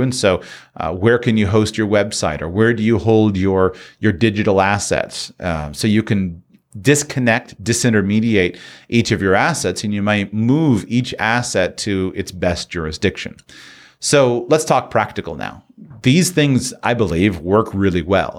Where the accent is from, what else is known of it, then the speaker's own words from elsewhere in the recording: United States; moved away; I'm from the United States.